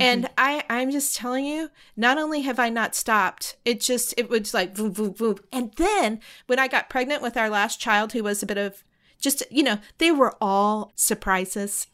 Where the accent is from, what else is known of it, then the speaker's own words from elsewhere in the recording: the South, United States; I grew up in the South